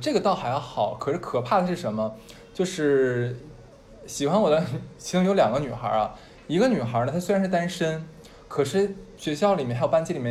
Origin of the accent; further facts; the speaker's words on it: Harbin, Heilongjiang, China; 我跟另外一个跟我一起来从哈尔滨过来的